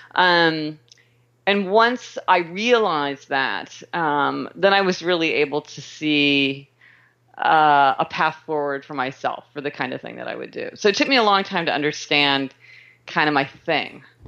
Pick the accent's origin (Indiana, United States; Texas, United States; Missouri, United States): Missouri, United States; Kansas City; I was born in Kansas City, Missouri